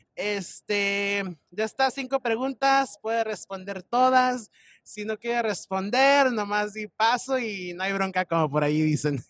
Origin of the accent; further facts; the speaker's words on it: Michoacán, Mexico; yo también soy de Michoacán. Soy de, del pueblo San Juan de Michoacán